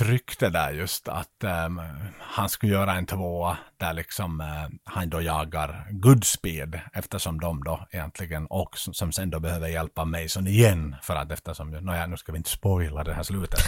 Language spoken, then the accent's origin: Swedish; Vaasa, Ostrobothnia, Finland; hemma i Vasa.